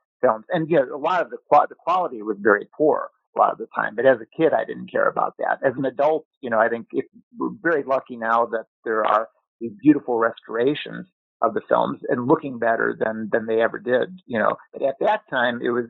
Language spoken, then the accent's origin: English; Chicago, Illinois, United States; I grew up in Chicago